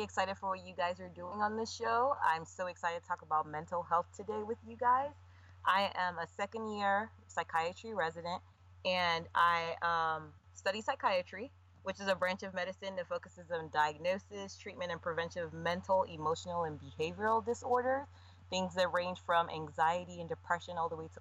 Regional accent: Nigeria; I'm Nigerian

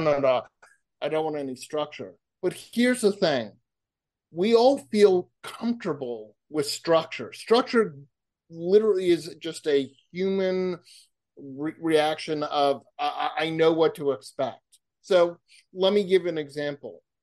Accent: Massachusetts, United States; moved away; also born or lived in California; I grew up in Massachusetts

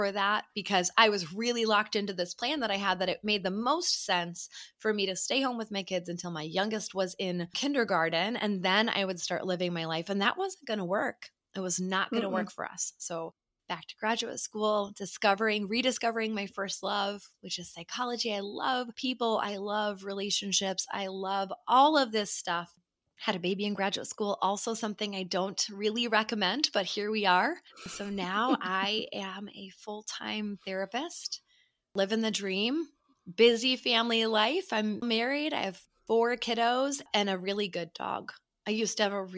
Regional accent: suburbs of Chicago, Illinois, United States; I am a 41-year-old therapist living in the suburbs of Chicago. I grew up here. I'm a true Midwesterner

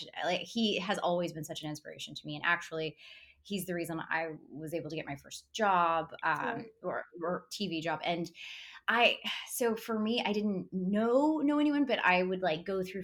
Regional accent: Tupelo, Mississippi, United States; moved away as an adult; now in Los Angeles, United States; grew up in Tupelo, Mississippi, and I went to Ole Miss

